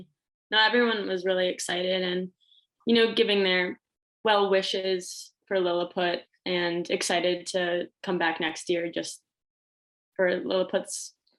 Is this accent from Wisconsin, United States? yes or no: yes; near Janesville, Wisconsin, United States; The Janesville location was the first exclusive company I had gone to. It's close to my hometown.